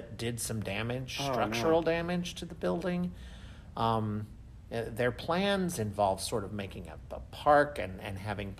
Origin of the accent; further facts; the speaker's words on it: Kansas City, Missouri, United States; moved away; growing up in Kansas City